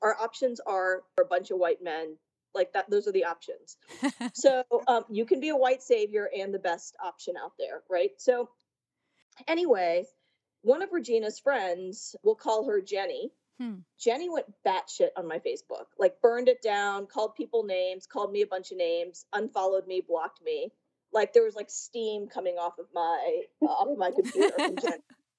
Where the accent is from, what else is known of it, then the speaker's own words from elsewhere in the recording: Richmond, Virginia, United States; I was, you know, born and raised in Richmond, Virginia, the capital of the Confederacy. There were no Indians. There were no Asians. It was black people and white people.